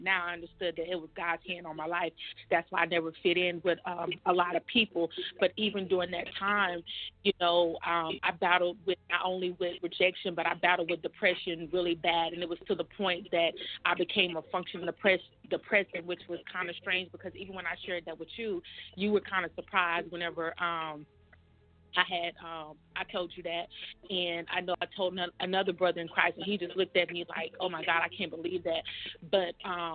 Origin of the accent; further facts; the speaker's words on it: Panama City, Florida, United States; also born or lived in Tallahassee, Florida; now in Fort Polk, Louisiana, United States; I was actually born in Tallahassee, but I was raised up in Panama City